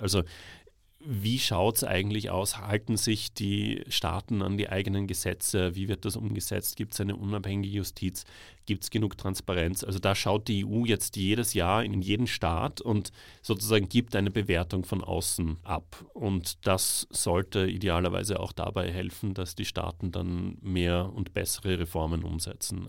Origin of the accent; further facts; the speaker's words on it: Salzburg, Austria; moved away as an adult; also born or lived in Tbilisi, Georgia; ich bin aus Salzburg